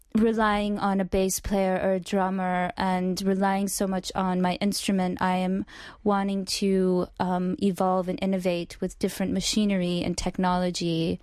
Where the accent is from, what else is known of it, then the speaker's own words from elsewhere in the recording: Oklahoma City, Oklahoma, United States; moved away as an adult; also born or lived in New York; I was not born in New York. I'm originally from Oklahoma.